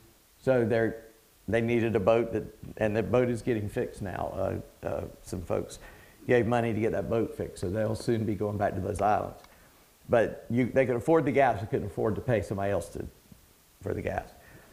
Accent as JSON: {"language": "English", "region": "England", "country": "United Kingdom", "said": "I'm not Greek, I'm English, so hell followed him."}